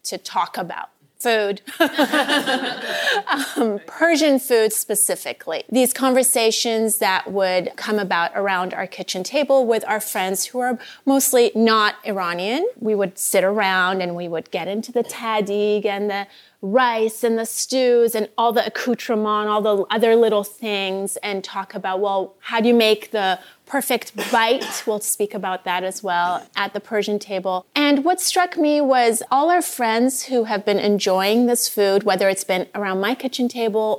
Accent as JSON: {"language": "English", "town": "Vancouver", "region": "British Columbia", "country": "Canada", "tie": "born or raised there", "also_born_or_lived": "Iran", "moved": "as an adult", "lives_now": "Los Angeles, United States", "said": "I grew up in Vancouver, BC."}